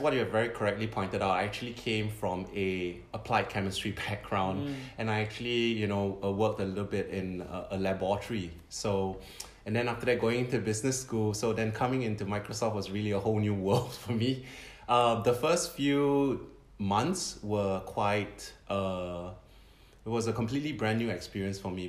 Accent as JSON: {"language": "English", "country": "Singapore", "tie": "born or raised there", "moved": "as an adult", "lives_now": "Tokyo, Japan", "said": "I'm born and raised in Singapore."}